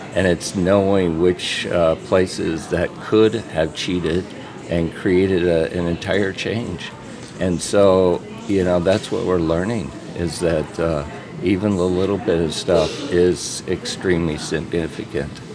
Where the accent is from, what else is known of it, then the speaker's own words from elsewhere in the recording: Orange County, California, United States; moved away as an adult; now in Fargo, United States; I'm originally from California, and I spent a lot of years seeing the changes